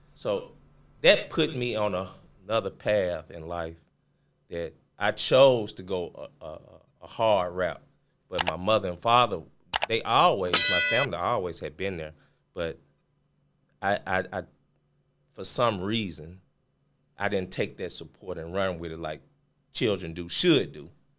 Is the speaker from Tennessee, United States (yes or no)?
yes; Memphis, Tennessee, United States; I'm originally from Memphis, Tennessee, born and raised. Went to school here in Memphis, and went to college at Arkansas State.